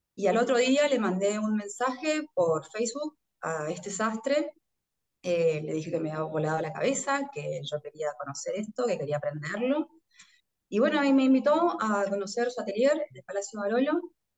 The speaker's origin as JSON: {"language": "Spanish", "town": "Orán", "region": "Salta", "country": "Argentina", "moved": "as an adult", "lives_now": "Buenos Aires, Argentina", "said": "yo soy de Orán, que es el norte de la provincia de Salta, como mucha gente del interior que tiene que viajar para estudiar. Eh, me vine a vivir acá a Buenos Aires"}